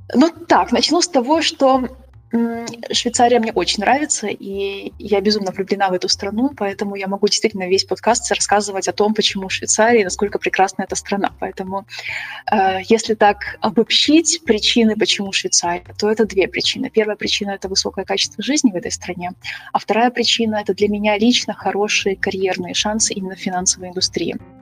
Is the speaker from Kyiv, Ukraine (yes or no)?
yes; Kyiv, Ukraine; moved away as an adult; also born or lived in Germany; now in Switzerland; я сама родом из Киева. Я выросла в Киеве